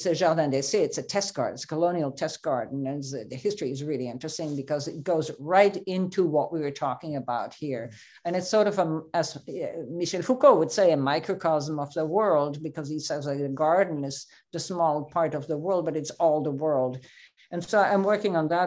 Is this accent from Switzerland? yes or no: yes; Switzerland; I grew up in Switzerland